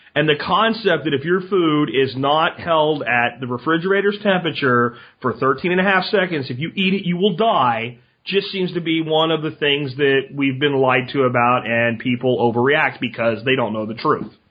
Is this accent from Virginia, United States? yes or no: no; Pennsylvania, United States; I grew up in Pennsylvania